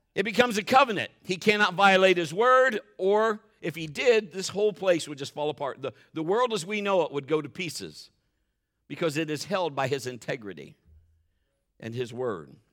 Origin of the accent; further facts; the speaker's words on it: Marion, United States; we were both born and raised in Marion